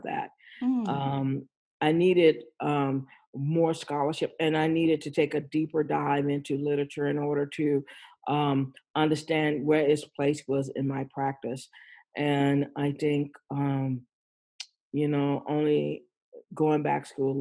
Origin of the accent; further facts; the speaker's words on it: Austin, Texas, United States; I grew up in Austin, Texas